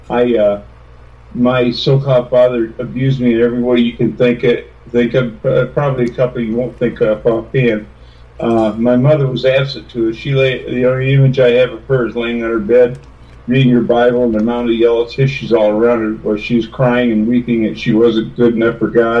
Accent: Texas, United States; moved away; also born or lived in Odessa, Texas / Freeport, Texas / South Bend, Indiana; I was born in Texas and grew up between Texas and Indiana and some other places

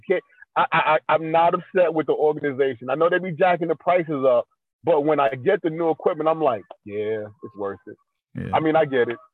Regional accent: New York City, New York, United States; moved away; also born or lived in Virginia / Orlando; I was raised in Brooklyn back in the 80s. I moved from Brooklyn to VA

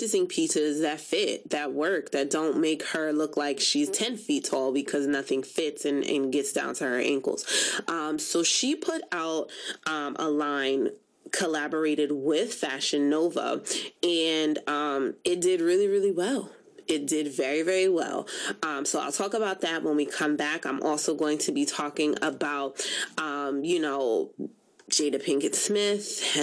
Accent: Jamaica; I am Jamaican

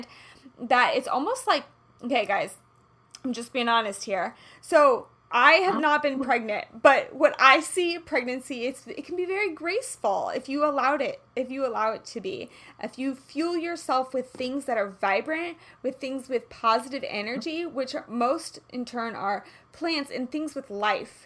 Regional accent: Kansas City, Kansas, United States; I'm from Kansas

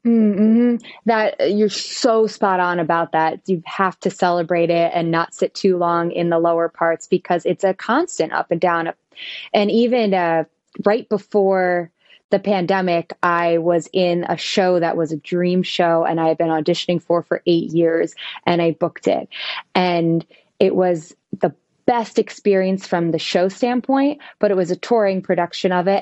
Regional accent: western New Jersey, United States; moved away as an adult; also born or lived in Indianapolis, Indiana; now in New York City, United States; I grew up in New Jersey, all the way in western New Jersey, the part that people usually don't know about

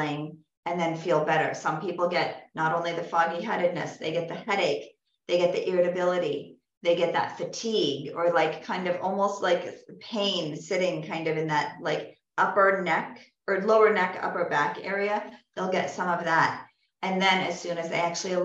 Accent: California, United States; moved away; also born or lived in the South; I'm from California

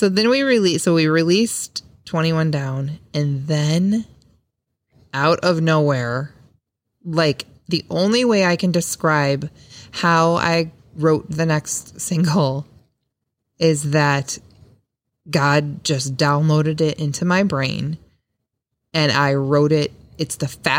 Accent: Seneca, Illinois, United States; I grew up in Seneca

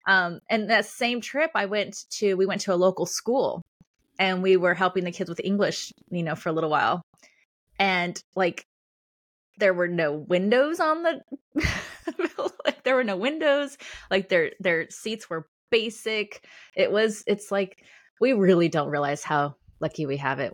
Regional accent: Los Angeles, California, United States; moved away as an adult; also born or lived in Australia / Colorado / Chicago, Illinois; now in Illinois, United States; I'm from California, um, or northern Los Angeles. I now live in Illinois

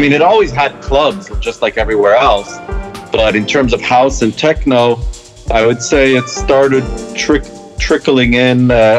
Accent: Israel; moved away as an adult; also born or lived in Columbus, Ohio, United States; now in Amsterdam, Netherlands; I was born in 75 in Ohio, and then my parents moved to Israel in 83, basically. And then I was there for how long? For like 20 years?

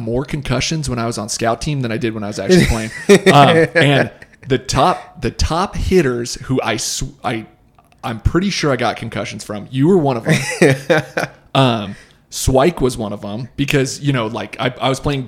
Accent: Boise, Idaho, United States; growing up in Boise

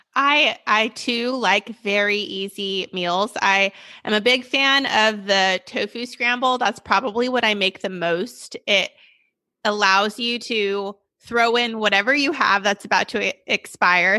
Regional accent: Sacramento, California, United States; I'm from Sacramento, born and raised

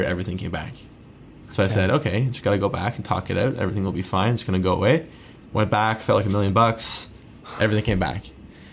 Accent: Southern Ontario, Canada; I grew up in Southern Ontario

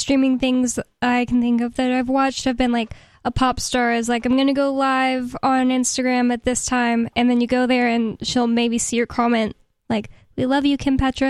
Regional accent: United States; I'm an American.

